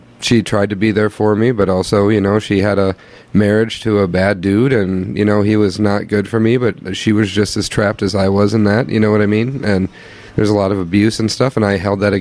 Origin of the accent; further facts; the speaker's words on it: Osage, Iowa, United States; moved away as an adult; also born or lived in Greene, Iowa / Mason City, Iowa; I grew up in Osage. Before that, I lived in Green. I went to high school in Osage